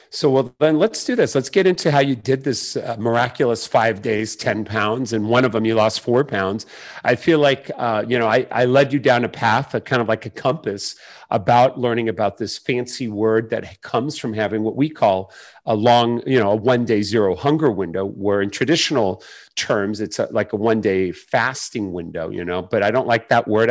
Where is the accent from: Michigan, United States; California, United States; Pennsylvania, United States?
California, United States; San Diego; who, uh, is in San Diego, so she's in my hometown